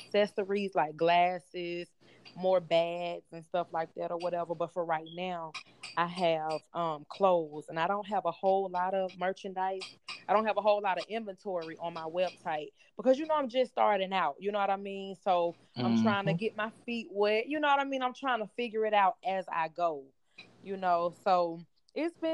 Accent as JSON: {"language": "English", "town": "Atlanta", "region": "Georgia", "country": "United States", "said": "I'm from Atlanta"}